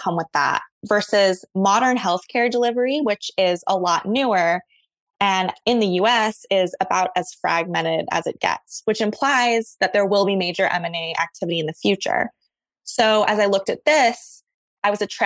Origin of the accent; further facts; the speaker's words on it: Hawaii, United States; moved away as an adult; also born or lived in Ohio; I was born and raised in Hawaii. I graduated from high school there and went to Ohio State